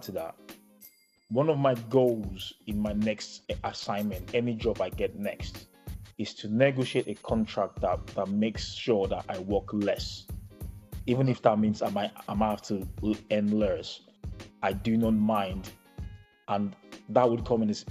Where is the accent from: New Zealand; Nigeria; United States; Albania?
Nigeria; us being Nigerian